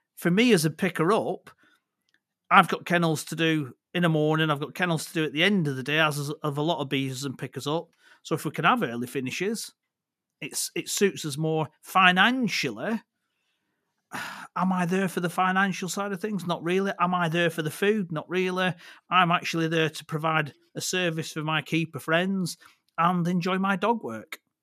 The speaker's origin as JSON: {"language": "English", "town": "Accrington", "region": "North West England", "country": "United Kingdom", "tie": "born or raised there", "also_born_or_lived": "Clitheroe / Blackburn", "said": "I grew up just outside of Accrington."}